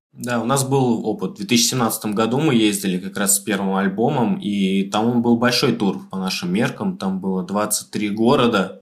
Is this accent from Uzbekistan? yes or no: yes; Tashkent, Uzbekistan; moved away as an adult; now in Moscow, Russia; мы вообще ташкентские ребята